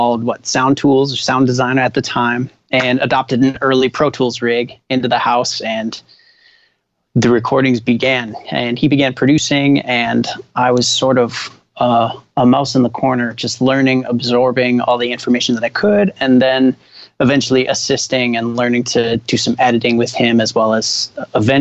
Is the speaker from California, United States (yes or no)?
no; Minneapolis, Minnesota, United States; born or raised there; also born or lived in Winnipeg, Canada; now in Los Angeles, United States